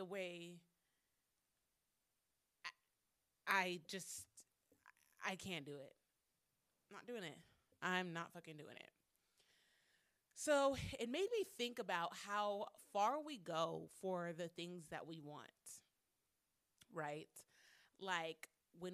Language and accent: English; Phoenix, Arizona, United States; I'm 27 from Phoenix, Arizona